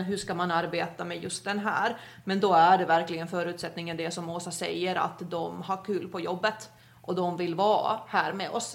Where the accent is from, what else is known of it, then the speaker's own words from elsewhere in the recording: Finland; moved away as an adult; also born or lived in Skåne, Sweden; now in Sweden; Jag är ju född och uppvuxen i Finland, kom till Sverige efter studenten